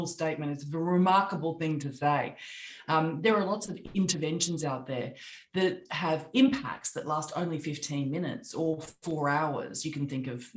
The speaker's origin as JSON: {"language": "English", "country": "Australia", "also_born_or_lived": "London / New York", "accent": "Australian", "moved": "as an adult", "said": "I'm Australian, as you can hear by my accent"}